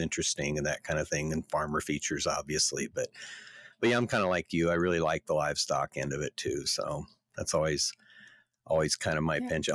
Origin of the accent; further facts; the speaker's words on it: Yankton, South Dakota, United States; the hospital in Yankton, South Dakota in 1964